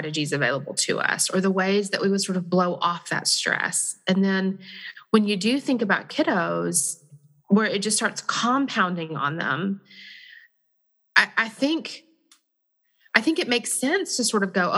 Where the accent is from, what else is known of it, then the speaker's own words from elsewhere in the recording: Texas, United States; I'm from Texas, so you just threw me back to my home